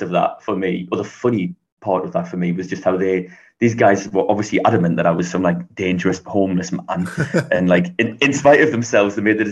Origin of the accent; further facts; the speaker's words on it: Newcastle upon Tyne, North East England, United Kingdom; So I'm from England. I'm from the north of England, a place called Newcastle, which is very close to Scotland.